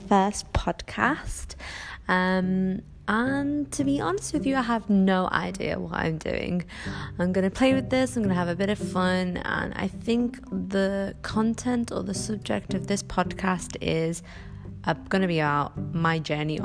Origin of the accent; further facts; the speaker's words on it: the Northwest, North West England, United Kingdom; accent: Scouse; moved away as an adult; now in Dubai, United Arab Emirates; being a Muslim Arab growing up in the Northwest, as you can probably tell from my Scouse accent